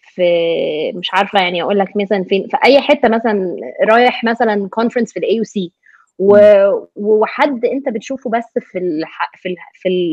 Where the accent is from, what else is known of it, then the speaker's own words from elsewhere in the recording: Egypt; moved away as an adult; now in United States; انا مثلا Egyptian American